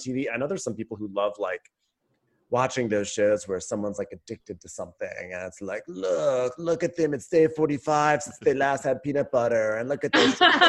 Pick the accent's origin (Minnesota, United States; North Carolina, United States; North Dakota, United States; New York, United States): New York, United States; Westchester; I'm like, but I'm from Westchester.